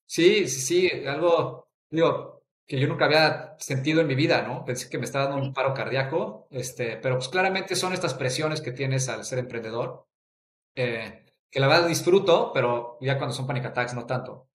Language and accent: Spanish; Mexico City, Mexico; yo soy de la Ciudad de México, crecí ahí toda mi vida